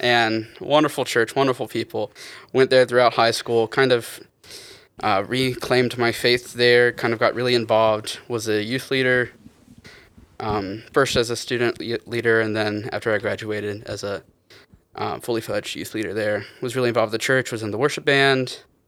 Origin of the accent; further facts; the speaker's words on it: Wilson, North Carolina, United States; I'm from little old Wilson, North Carolina